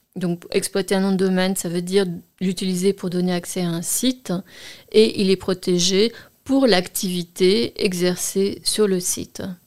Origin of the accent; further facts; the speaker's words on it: France; nous sommes en France, euh, je suis française